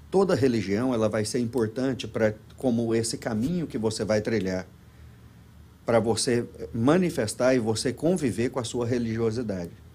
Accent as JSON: {"language": "Portuguese", "region": "Goiás", "country": "Brazil", "tie": "born or raised there", "also_born_or_lived": "Los Angeles, United States", "moved": "as an adult", "lives_now": "Florida, United States", "said": "somos de Goiás"}